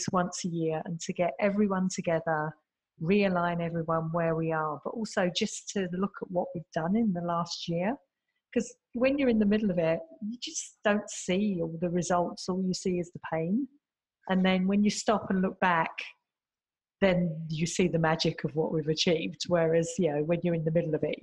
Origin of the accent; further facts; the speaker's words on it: London, United Kingdom; moved away as an adult; now in Singapore; I come from the UK originally. I'm a Londoner.